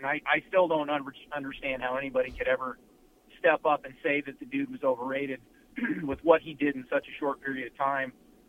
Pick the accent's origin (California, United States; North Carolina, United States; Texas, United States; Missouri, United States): Missouri, United States; Kansas City; I grew up in Kansas City.